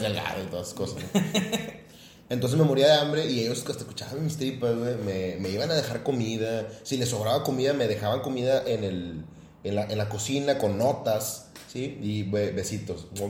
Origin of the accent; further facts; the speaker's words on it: Guadalupe, Nuevo León, Mexico; also born or lived in Santa Catarina; yo soy de Guadalupe